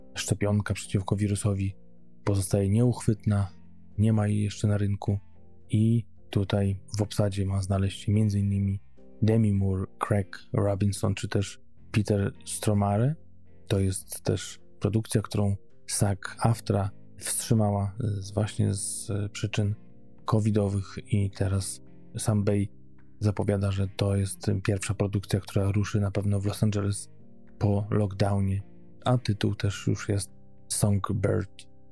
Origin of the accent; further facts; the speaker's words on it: Poland; moved away; jestem z Polski